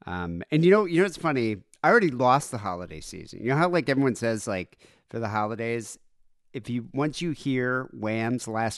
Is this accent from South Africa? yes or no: yes; South Africa; Like, we grew up in South Africa, so we never really celebrated it that much.